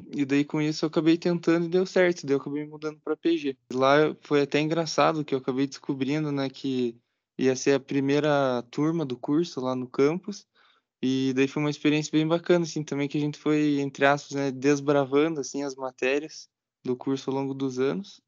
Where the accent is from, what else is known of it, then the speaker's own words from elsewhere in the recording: Campo Largo, Paraná, Brazil; moved away as an adult; now in Ponta Grossa, Brazil; sou de Campo Largo, que é aqui mesmo no Paraná, né, pertinho